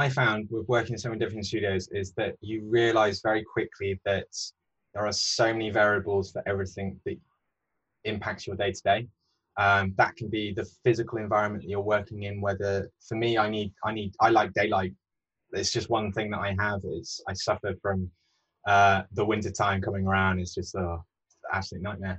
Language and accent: English; Peak District, East Midlands, United Kingdom; also born or lived in Bath; now in London, United Kingdom; my background is growing up in the Peak District, which is one of the oldest national parks.